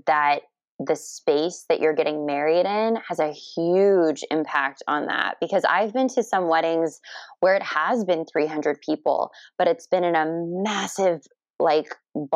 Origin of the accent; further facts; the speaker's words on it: Kissimmee, Florida, United States; moved away as an adult; also born or lived in Philadelphia; now in San Diego, United States; I'm from the area originally. I grew up in Kissimmee, where Disney is